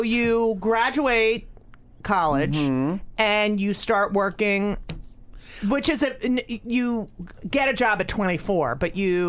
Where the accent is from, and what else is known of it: Clark, New Jersey, United States; born or raised there; also born or lived in Newark, New Jersey / Elizabeth, New Jersey